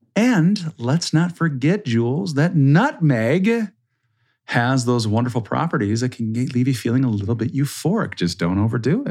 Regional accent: Minnesota, United States; I'm from Minnesota, right? It's cold, like, until, like, May

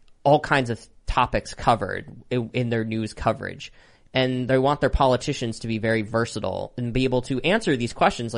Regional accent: Pennsylvania, United States; my home state of Pennsylvania

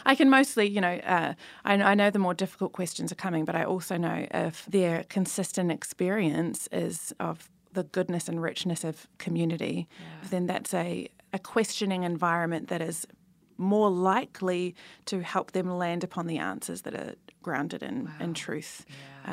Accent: New Zealand; I'm from New Zealand

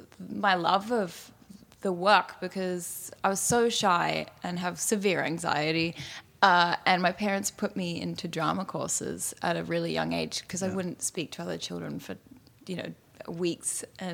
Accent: Australia; also born or lived in Fiji / Singapore / Indonesia / Italy; yeah, I was born in Australia, but I left at 2 weeks old. And we grew up in Fiji, Singapore, Indonesia, a little bit in Italy, and then moved back to Australia.

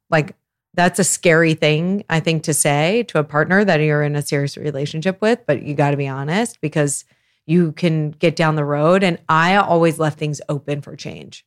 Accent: Lawrence, Kansas, United States; now in Chicago, United States; I am originally from Lawrence, Kansas. Been in Chicago for a long, long time

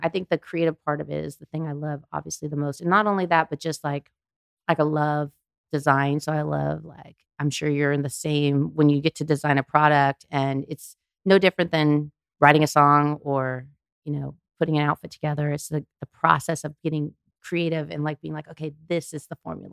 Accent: Anaheim, California, United States; I'm from Anaheim

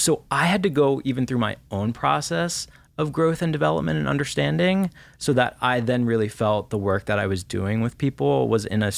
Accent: Washington, D.C., East Coast, United States; You know, I grew up on the East Coast, right around Washington, D.C.

